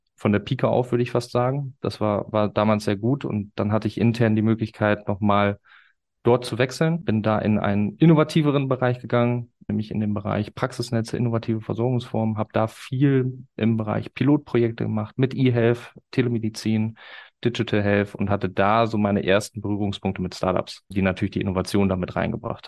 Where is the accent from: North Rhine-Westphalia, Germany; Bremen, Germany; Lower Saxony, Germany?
Lower Saxony, Germany; Osnabrück; in Osnabrück, meiner Heimatstadt